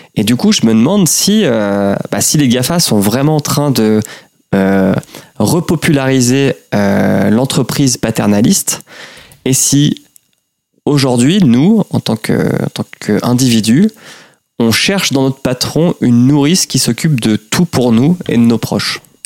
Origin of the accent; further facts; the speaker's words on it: Normandy, France; je suis normand